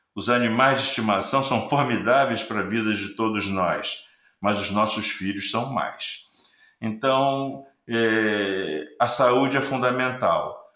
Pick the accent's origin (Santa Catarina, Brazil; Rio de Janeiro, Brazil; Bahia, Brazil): Rio de Janeiro, Brazil; Eu sou carioca, moro no Rio de Janeiro.